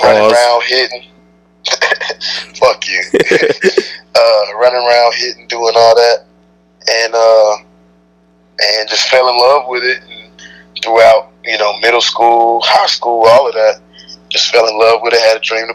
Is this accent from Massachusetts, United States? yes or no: no; Huntsville, Alabama, United States; I was born in Huntsville, Alabama, raised in Huntsville, Alabama